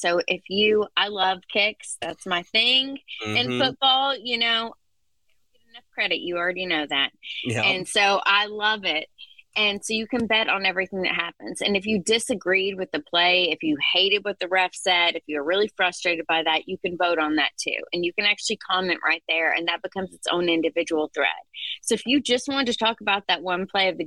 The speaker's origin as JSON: {"language": "English", "town": "Lexington", "region": "Kentucky", "country": "United States", "tie": "born or raised there", "said": "We are from Lexington, Kentucky, which is, you know, technically my hometown."}